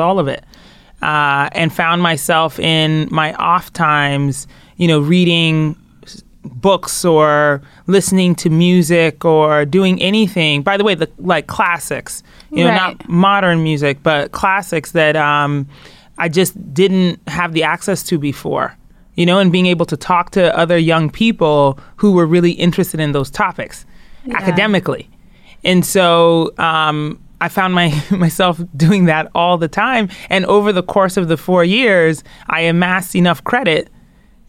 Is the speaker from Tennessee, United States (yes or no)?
no; Colorado Springs, Colorado, United States; I grew up in Colorado Springs, Colorado for most of my childhood.